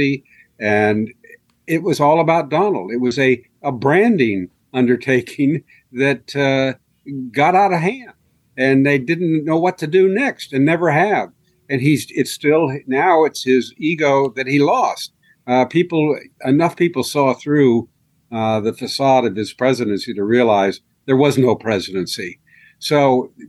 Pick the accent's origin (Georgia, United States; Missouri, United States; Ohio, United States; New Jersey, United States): Ohio, United States; Marion; moved away; I grew up in Harding's hometown